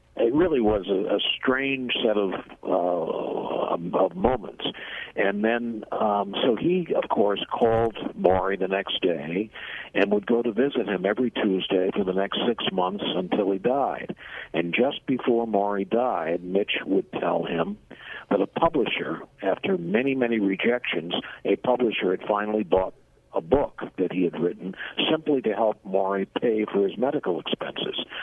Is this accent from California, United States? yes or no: no; Boston, Massachusetts, United States; moved away as an adult; now in Washington, United States; I'm originally from the Boston area